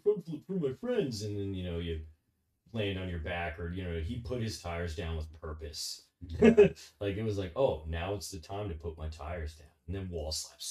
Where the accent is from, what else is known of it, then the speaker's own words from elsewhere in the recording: New Jersey, United States; I'm from New Jersey.